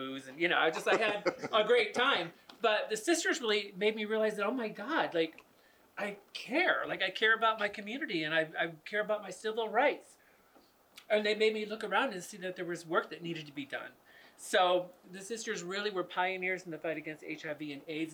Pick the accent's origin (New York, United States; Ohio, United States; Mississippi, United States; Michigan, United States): Michigan, United States; Grand Rapids; moved away as an adult; now in San Francisco, United States; I grew up in Grand Rapids, Michigan. I graduated from college and I moved here.